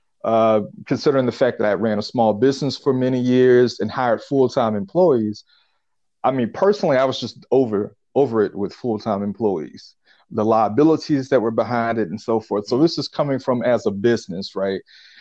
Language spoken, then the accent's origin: English; Pensacola, Florida, United States; now in Atlanta, United States; Pensacola, Florida.